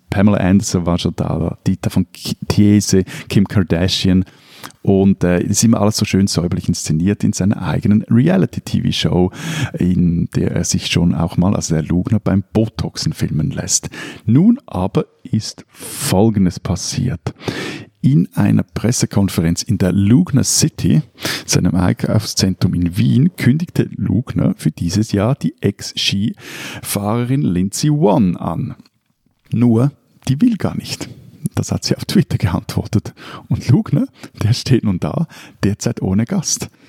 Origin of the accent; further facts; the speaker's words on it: Switzerland; ich würde jetzt auch mal so als, als Schweizer Wendejahre auch bezeichnen, also wie auch in Deutschland